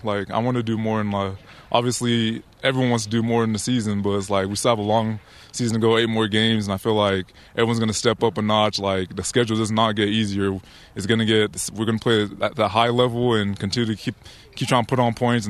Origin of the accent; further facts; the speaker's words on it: Liberia; now in United States; Like, when I came from Liberia, I came smiling because it's like I'm living the American dream